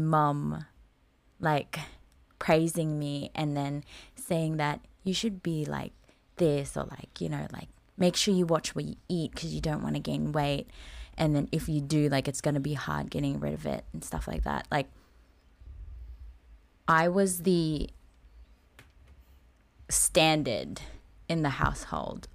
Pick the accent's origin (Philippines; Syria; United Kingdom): Philippines; moved away; growing up in the Philippines